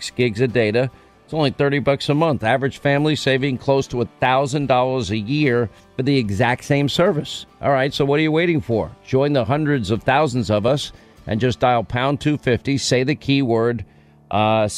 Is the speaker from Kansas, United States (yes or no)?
no; New York, United States; where I grew up in New York